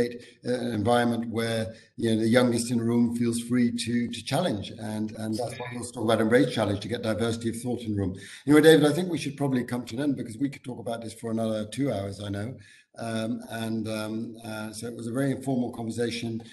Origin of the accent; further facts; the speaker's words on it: Amsterdam, North Holland, Netherlands; I'm from the Netherlands, from Amsterdam, and I always say people are quite direct in Amsterdam